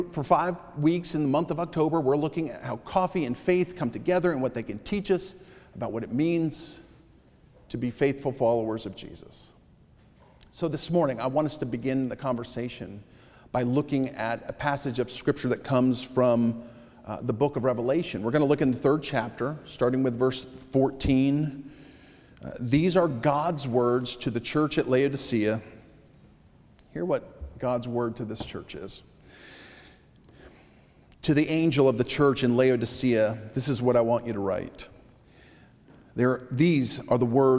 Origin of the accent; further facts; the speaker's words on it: New England, United States; I grew up in New England